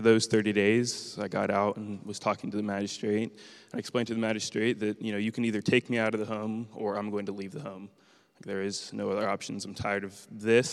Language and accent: English; Marysville, Ohio, United States; I was born in Marysville Prison